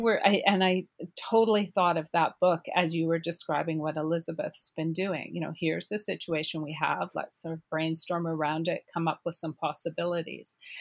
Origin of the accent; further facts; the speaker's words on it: Cariboo, British Columbia, Canada; I'm from the Caribou